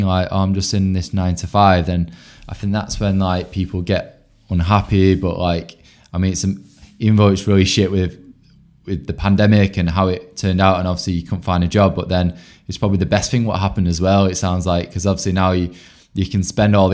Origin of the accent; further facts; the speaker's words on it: Bolton, North West England, United Kingdom; I'm originally from Bolton